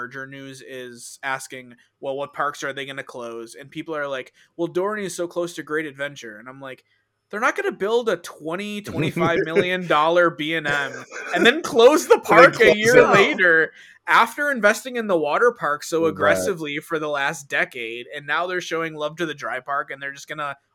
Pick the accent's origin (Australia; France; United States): United States; Western New York; I'm from Western New York, but they consider us upstate